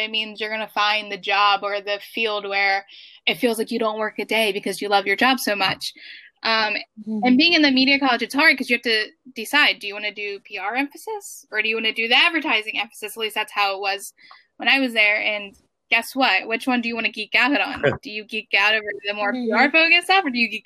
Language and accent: English; Baltimore, Maryland, United States; moved away as an adult; now in New York, United States; I grew up in Baltimore City